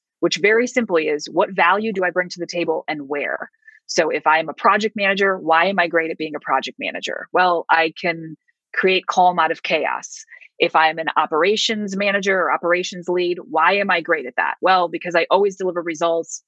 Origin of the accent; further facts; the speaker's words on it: Cleveland, Ohio, United States; I grew up in Cleveland, Ohio